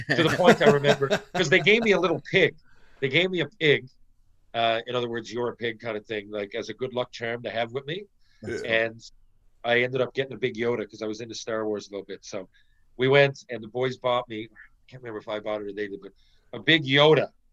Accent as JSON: {"language": "English", "region": "Newfoundland and Labrador", "country": "Canada", "tie": "born or raised there", "moved": "yes", "said": "growing up in Newfoundland"}